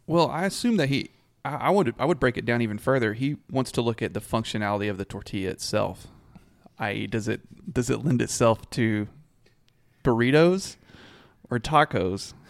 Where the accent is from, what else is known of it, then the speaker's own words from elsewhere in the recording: Abilene, Texas, United States; I grew up around Abilene